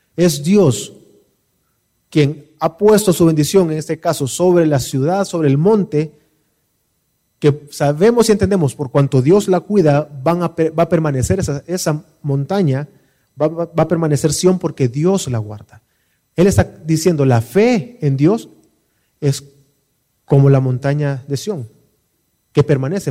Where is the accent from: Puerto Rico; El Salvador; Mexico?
El Salvador; Como salvadoreños, ¿qué es lo que no nos permite disfrutar de nuestro país